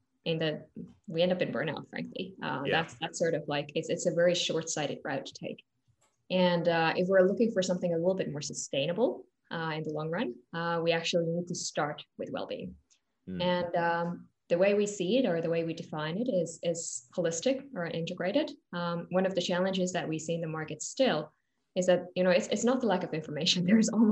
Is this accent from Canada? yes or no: no; Finland; now in London, United Kingdom; I'm from Finland originally